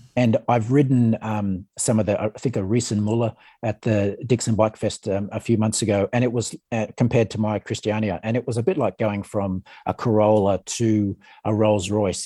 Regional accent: Ballina, New South Wales, Australia; now in Canberra, Australia; I grew up in Ballina in northern New South Wales

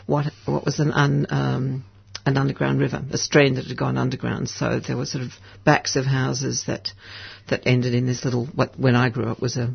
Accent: Canterbury, Victoria, Australia; born there; I was born in Canterbury in the eastern suburbs.

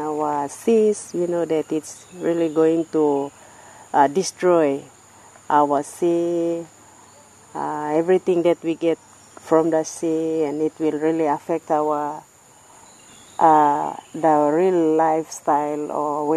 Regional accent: Karkar Island, Madang Province, Papua New Guinea; I'm from Kavala Village on Karkar Island in PNG

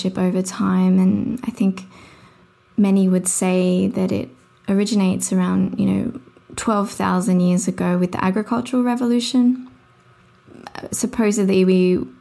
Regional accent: Sydney, New South Wales, Australia; I grew up in Mount Druitt in Sydney, which is sort of a low socioeconomic area

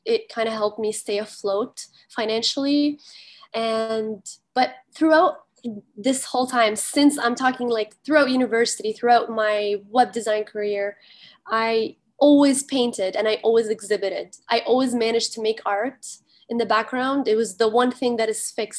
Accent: Kuwait; now in Canada; I was born and raised in Kuwait

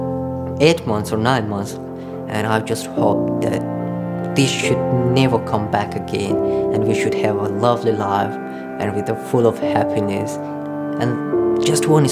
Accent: Pakistan; also born or lived in Afghanistan (ancestry); now in Australia; I belong to Hazara community. I grew up in Pakistan

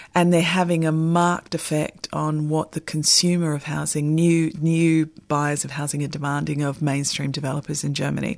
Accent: Sydney, New South Wales, Australia; moved away; I'm originally from Sydney, and we have a very specific uh, cabbage palm in the neighbourhood that my family live

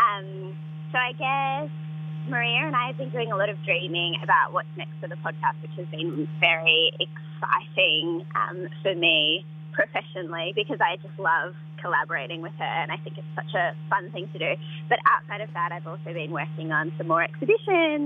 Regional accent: country Victoria, Australia; I grew up in the 1990s in country Victoria

